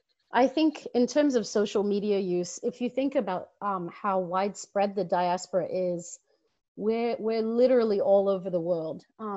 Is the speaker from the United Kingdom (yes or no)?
no; Canberra, Australian Capital Territory, Australia; moved away; also born or lived in Melbourne, Australia; I grew up in Canberra, Australia, with a tiny Somali population. I think we even knew everyone from Somalia. And not that there wasn't a rootedness to that culture, but my parents intentionally made the choice to move us to Melbourne